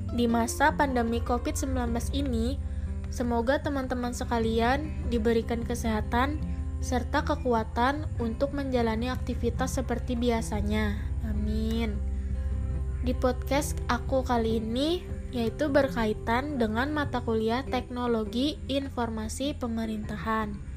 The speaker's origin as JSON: {"language": "Indonesian", "region": "South Kalimantan", "country": "Indonesia", "said": "aku mau sharing-sharing sedikit nih mengenai salah satu contoh aplikasi yang ada di daerah aku, yaitu di Kalimantan Selatan."}